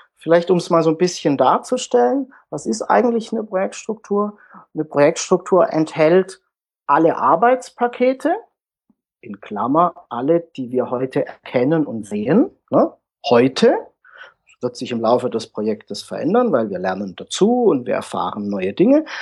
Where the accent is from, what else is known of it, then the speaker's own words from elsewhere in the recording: Pforzheim, Baden-Württemberg, Germany; komme aus dem Süden der Republik, aus Pforzheim. Das liegt zwischen Karlsruhe und Stuttgart.